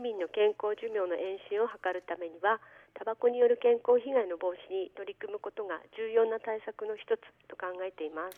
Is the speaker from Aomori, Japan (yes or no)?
yes; Aomori, Japan; now in Hirosaki, Japan; 私は青森市出身ですが、はい、今では弘前市民としての年数の方が長くなって